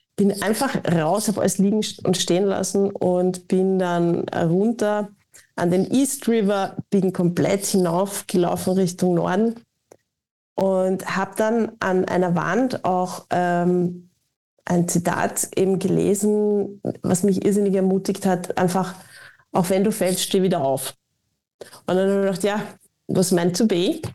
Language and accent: German; Austria; als Österreicherin